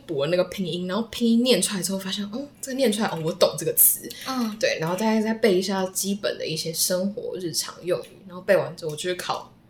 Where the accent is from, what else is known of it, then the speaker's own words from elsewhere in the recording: Taiwan; 只有我一个台湾人